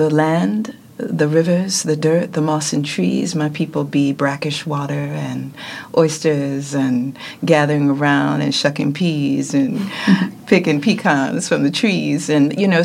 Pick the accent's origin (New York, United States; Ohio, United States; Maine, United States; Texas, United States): New York, United States; New York City; I'm from Brooklyn